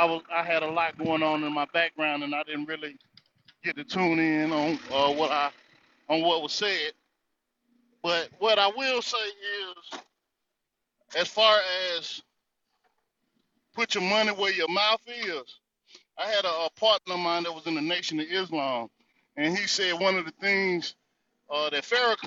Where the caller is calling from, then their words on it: North Carolina, United States; I'm coming from the North Carolina territory